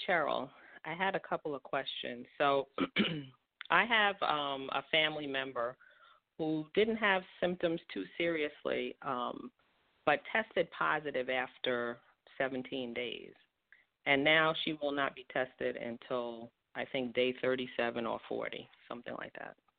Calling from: East Brunswick, New Jersey, United States; I'm calling from East Brunswick, New Jersey.

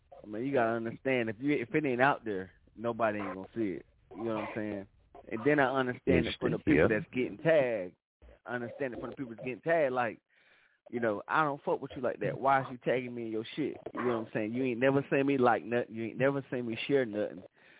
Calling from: City Grove, North Carolina, United States; Man, I'm calling in from City Grove, North Carolina.

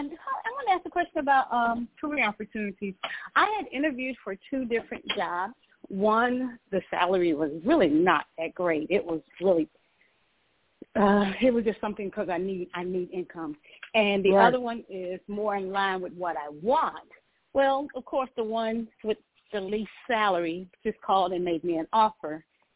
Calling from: Georgia, United States; I'm calling from Georgia.

